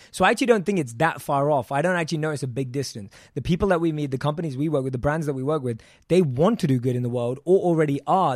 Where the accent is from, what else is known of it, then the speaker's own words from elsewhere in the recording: London, United Kingdom; born and raised in London